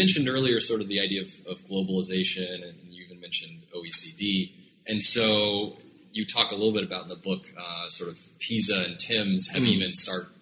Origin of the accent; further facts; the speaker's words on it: Oklahoma, United States; now in New York, United States; I am from Oklahoma